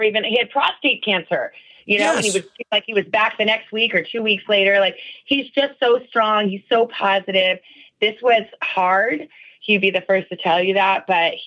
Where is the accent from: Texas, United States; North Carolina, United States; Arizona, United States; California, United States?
Arizona, United States; moved away; I grew up in Arizona